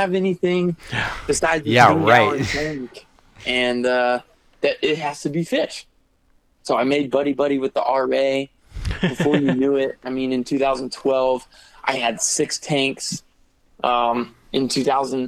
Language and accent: English; Georgia, United States; also born or lived in Missouri; we had moved to Georgia when we were 8, and I finally found frogs in my backyard